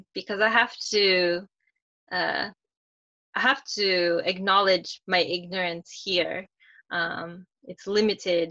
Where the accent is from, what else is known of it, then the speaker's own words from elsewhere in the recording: Minnesota, United States; now in Florida, United States; my education growing up in Minnesota